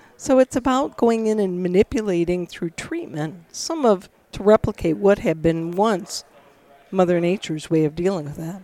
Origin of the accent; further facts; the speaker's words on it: Michigan, United States; I'm I'm from Michigan, was raised there